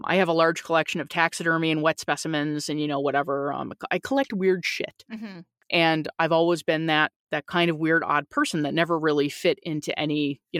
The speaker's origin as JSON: {"language": "English", "region": "Newfoundland and Labrador", "country": "Canada", "tie": "born there", "said": "because I was born in Newfoundland, Canada, and it's a very small place and people know people"}